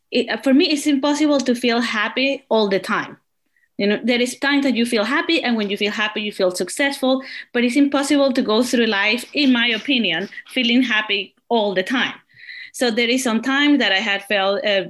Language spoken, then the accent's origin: English; Venezuela; now in British Columbia, Canada; I'm from Venezuela and I live in Tuason Bridge, Colombia in Canada